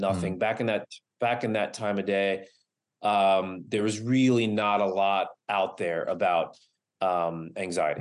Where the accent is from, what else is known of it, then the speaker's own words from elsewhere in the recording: East Coast, United States; now in Los Angeles, United States; I moved from the East Coast to Los Angeles